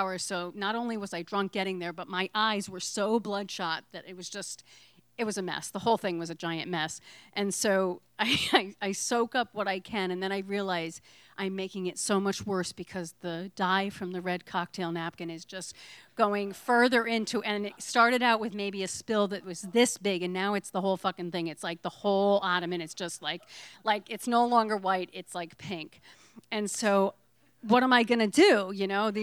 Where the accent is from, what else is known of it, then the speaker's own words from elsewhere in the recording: Connecticut, United States; now in Provincetown, United States; I'm from Connecticut